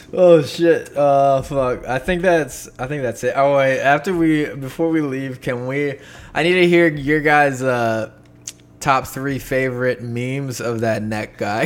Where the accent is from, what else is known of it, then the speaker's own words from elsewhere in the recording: Poconos, Pennsylvania, United States; in the Poconos, my uh, my hometown, my stomping grounds.